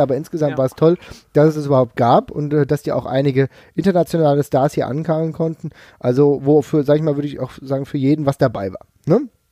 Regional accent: Frankfurt, Hesse, Germany; ich komme aus Frankfurt

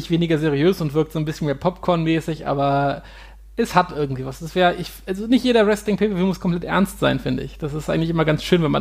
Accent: Hanover, Lower Saxony, Germany; Das ist äh, eine Seenlandschaft in der unmittelbaren Nähe zu, von Hannover, also meiner Heimatstadt.

